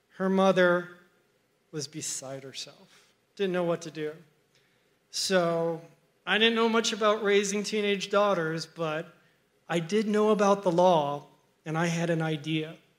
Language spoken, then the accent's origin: English; Miami, Florida, United States; when I grew up in Miami, I had an older sister and two parents who loved me very much